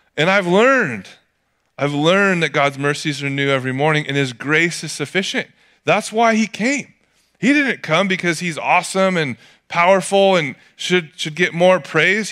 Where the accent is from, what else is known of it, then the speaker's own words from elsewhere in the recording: Atascadero, California, United States; growing up in Atascadero